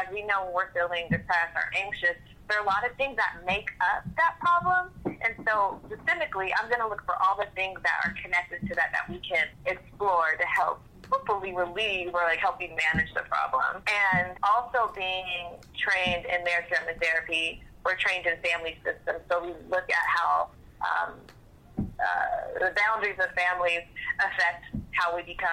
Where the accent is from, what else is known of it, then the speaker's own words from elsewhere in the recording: Seattle, Washington, United States; moved away as an adult; now in Atlanta, United States; I'm from Seattle, and I also have my license in Georgia. Right now, I live outside of Atlanta